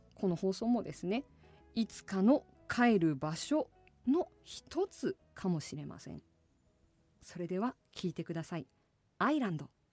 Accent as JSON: {"language": "Japanese", "town": "Asahikawa", "region": "Hokkaido", "country": "Japan", "tie": "born or raised there", "said": "私の出身地でもあります"}